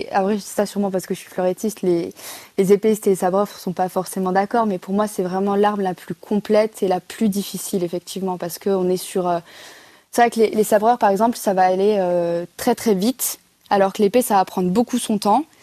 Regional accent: Bourgogne-Franche-Comté, France; C'est ça, c'est en France, c'est une chance hein, pour ma génération de pouvoir faire des Jeux

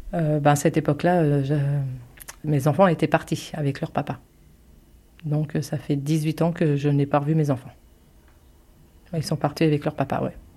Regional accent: Longny-au-Perche, Normandy, France; also born or lived in Alençon; j'ai fait toutes mes classes ici, le collège, la primaire, tout.

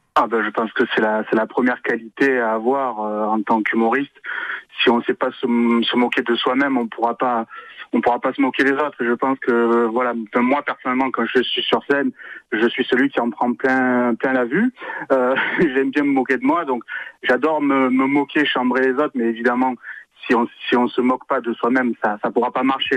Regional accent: Marseille, Provence-Alpes-Côte d'Azur, France; accent: Marseille gouaille; ma gouaille euh, marseillaise, que je suis marseillais

